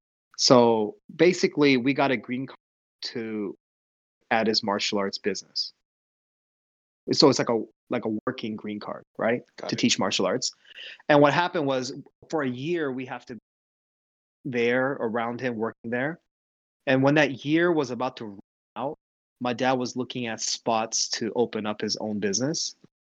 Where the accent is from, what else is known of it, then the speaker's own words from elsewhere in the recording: Seoul, South Korea; moved away; also born or lived in Ohio, United States; Because my mom hated living in Ohio because we came from Seoul, where it's a big city.